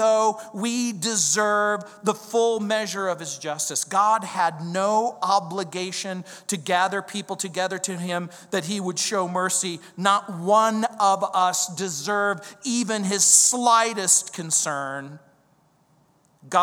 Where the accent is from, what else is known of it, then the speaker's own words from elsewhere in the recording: the South, United States; I grew up in the South